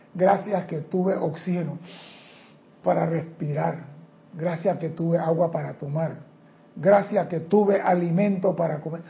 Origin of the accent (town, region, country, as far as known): Panama